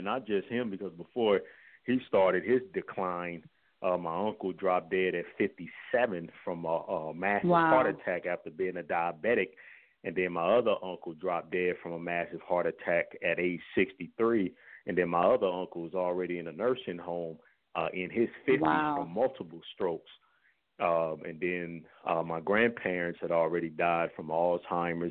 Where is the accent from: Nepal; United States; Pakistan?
United States; St. Louis, Missouri; I was born and raised here in St. Louis, Missouri